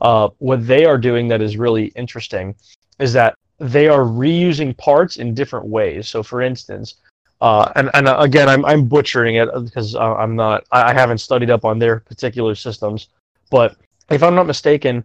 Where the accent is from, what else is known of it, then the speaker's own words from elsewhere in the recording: United States; we're American